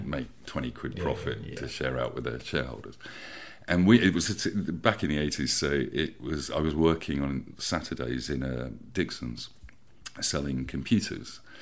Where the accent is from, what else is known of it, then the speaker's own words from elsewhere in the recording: Peterborough, East of England, United Kingdom; also born or lived in Bishop's Stortford, Hertfordshire; now in Hove, United Kingdom; I was born in Bishop Stortford and we moved to Peterborough in Cambridgeshire mm-hmm. um, back in the 80s, uh, which I remember doing in the back of a van. So I must have been about eight or something.